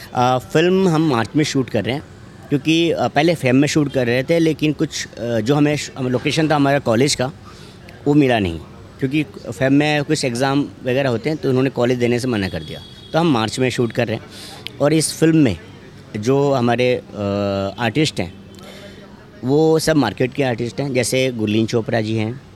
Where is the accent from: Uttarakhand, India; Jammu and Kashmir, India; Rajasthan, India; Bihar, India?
Bihar, India; Vaishali district; मैं खुद बिहार से हूँ मैं वैशाली ज़िला का हूँ